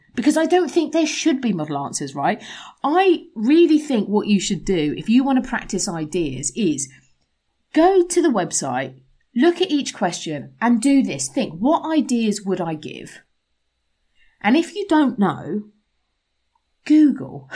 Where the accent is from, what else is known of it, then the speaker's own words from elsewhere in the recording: England, United Kingdom; moved away; as an English person